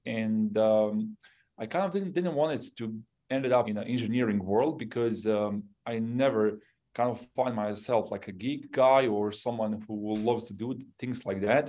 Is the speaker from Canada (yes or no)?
no; Bosnia & Herzegovina; English is a second language; moved away; also born or lived in Yugoslavia; I'm originally from Bosnia